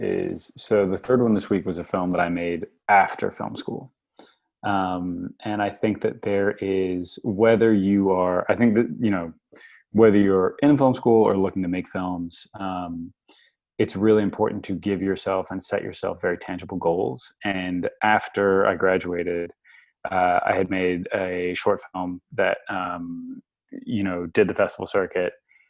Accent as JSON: {"language": "English", "region": "New York", "country": "United States", "tie": "born or raised there", "also_born_or_lived": "Australia / France", "said": "I grew up in a lot of different parts of the world. I was born in Australia. I kind of was, you know, when I was about nine, I moved to New York. I grew up in New York, between New York and France."}